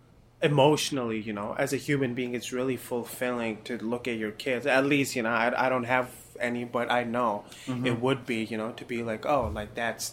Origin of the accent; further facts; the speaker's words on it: Pakistan; I'm from Pakistan.